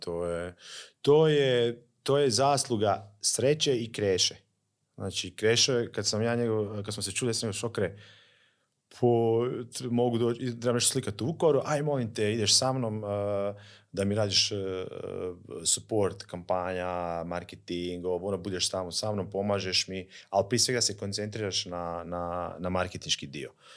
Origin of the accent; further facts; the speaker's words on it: Slavonski Brod, Brod-Posavina County, Croatia; Slavonski brod recimo, mi smo odrasli